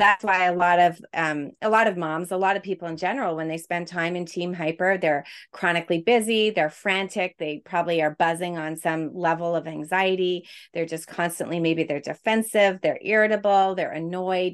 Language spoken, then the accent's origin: English; Quebec, Canada; moved away; I'm from Canada, originally from Quebec